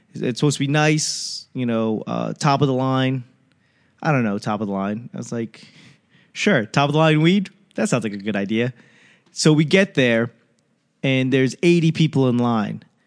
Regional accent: East Coast, United States; I'm from the East Coast.

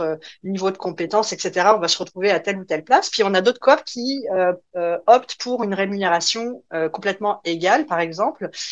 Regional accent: France; moved away; mon petit accent me trahit évidemment, donc, euh, je, je viens de la France.

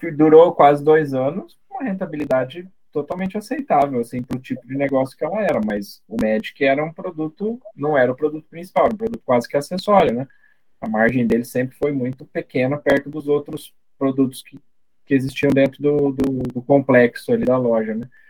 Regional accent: Brazil; Não fui muito bem recebido como brasileiro

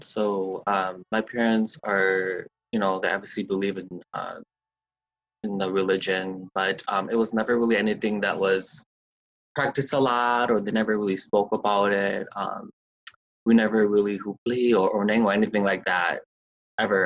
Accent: Sheboygan, Wisconsin, United States; moved away as an adult; now in Milwaukee, United States; Originally, I'm from Sheboygan, but I moved here when I started college

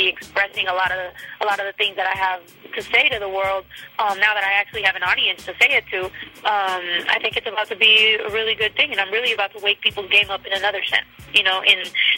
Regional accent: Mexico; moved away; also born or lived in United States; Not only am I Mexican-American, I really am, like, Mexican, you know? Like, I was raised in Mexico a lot of time. I went to school over there too

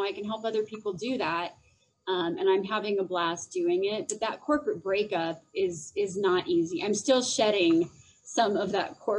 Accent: Phoenix, Arizona, United States; now in Denver, United States; I do live in Denver and I'm actually originally from Phoenix.

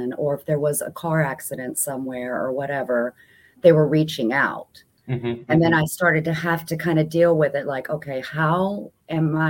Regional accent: Germany; moved away; growing up in Germany, you know, where you don't get a lot of this paranormal

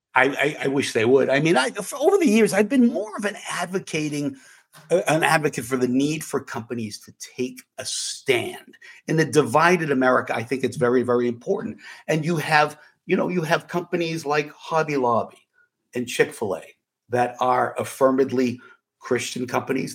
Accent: Manchester, New Hampshire, United States; I grew up in Manchester, New Hampshire

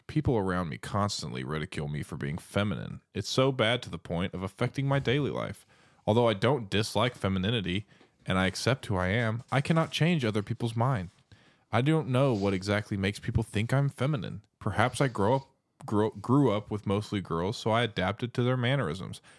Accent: Seattle, Washington, United States; I was born in Seattle. I'm an American

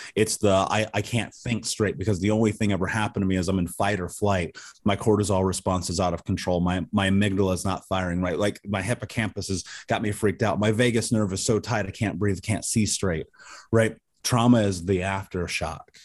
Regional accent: Indianapolis, Indiana, United States; I grew up in Indianapolis

